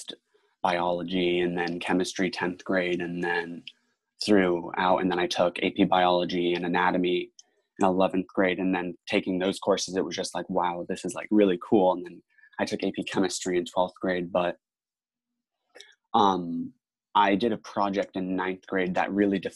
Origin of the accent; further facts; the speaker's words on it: Tampa, Florida, United States; I'm in from Tampa, Florida, so the Boys and Girls Club of Tampa Bay, and there was a Boys and Girls Club right across the street from my high school